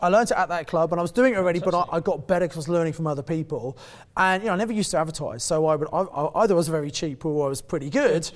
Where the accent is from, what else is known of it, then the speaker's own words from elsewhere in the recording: Kent, South East England, United Kingdom; moved away as an adult; also born or lived in Birmingham; I come from Kent originally